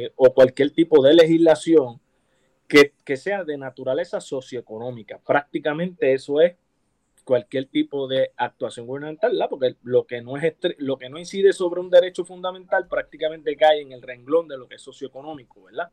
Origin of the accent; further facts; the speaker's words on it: Puerto Rico; los puertorriqueños somos hispanos